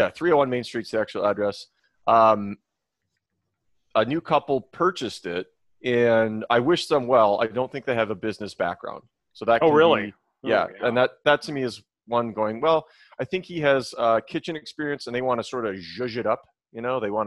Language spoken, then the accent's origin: English; Minnesota, United States; moved away; where I grew up in Minnesota, it was so humid and it was hot.